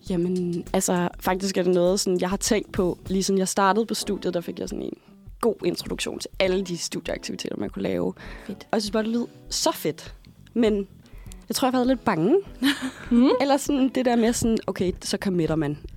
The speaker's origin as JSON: {"language": "Danish", "region": "Zealand", "country": "Denmark", "said": "at jeg er fra Odsad."}